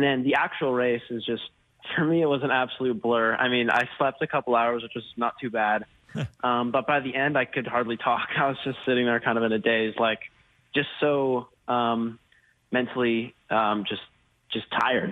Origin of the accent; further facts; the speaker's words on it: Colorado, United States; also born or lived in Plano, Texas; I am from Texas. I'm from Texas and grown up in Colorado